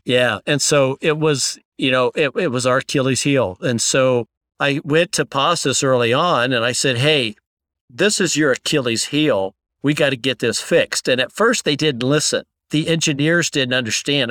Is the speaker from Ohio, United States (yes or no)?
yes; Columbus, Ohio, United States; they recruited me back to Columbus. So I, I came back to my hometown